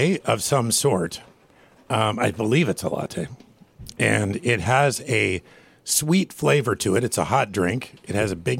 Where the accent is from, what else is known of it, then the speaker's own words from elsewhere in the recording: Washington, United States; I'm from Washington